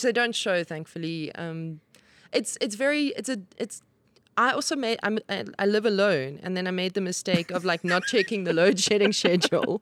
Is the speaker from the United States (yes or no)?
no; Johannesburg, Gauteng, South Africa; I grew up in the South and I went to school in the North.